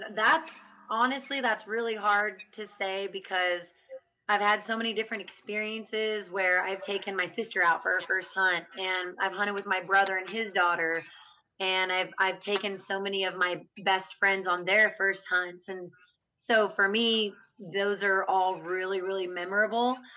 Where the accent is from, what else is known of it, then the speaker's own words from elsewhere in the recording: Oregon, United States; now in Amarillo, United States; I am unfortunately residing in Amarillo, Texas. I'm from Oregon.